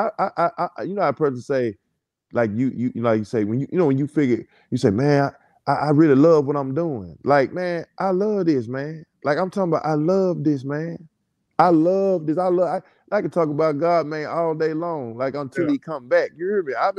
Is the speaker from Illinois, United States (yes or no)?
no; Memphis, Tennessee, United States; I'm from Memphis